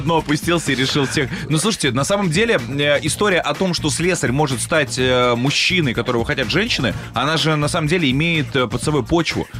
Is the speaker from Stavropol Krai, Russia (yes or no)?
no; Kaluga Oblast, Russia; я же из Калужской области